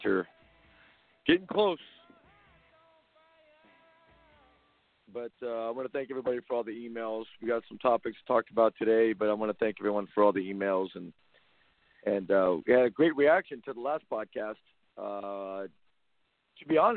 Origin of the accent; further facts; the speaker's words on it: Compton, California, United States; I grew up in the Compton area